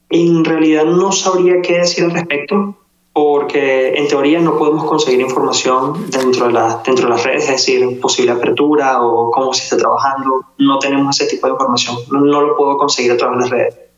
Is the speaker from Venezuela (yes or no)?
yes; Venezuela; now in Wuhan, China; En Wuhan somos seis venezolanos